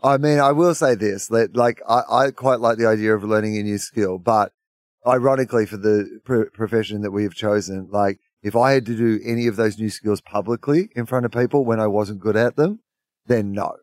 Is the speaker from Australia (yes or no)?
yes; Australia; as an Australian